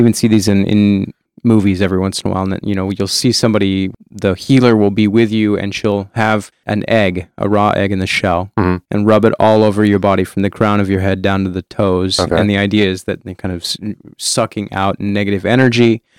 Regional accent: United States; No, I have never been out of the Americas.

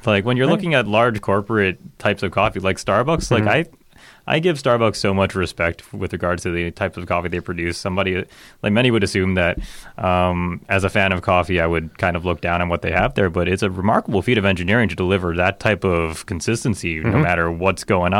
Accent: New York City, New York, United States; So I grew up in Chinatown, Manhattan.

